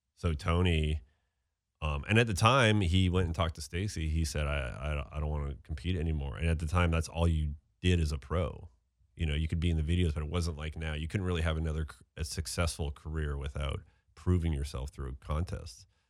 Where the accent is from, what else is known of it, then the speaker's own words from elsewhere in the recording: Steveston, British Columbia, Canada; I grew up in Steveston, a town, which is, like, right outside Vancouver